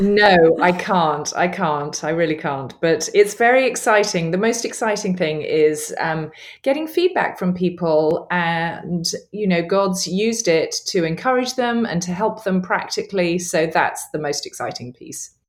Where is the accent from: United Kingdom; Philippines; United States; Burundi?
United Kingdom; England; accent: English; my English accent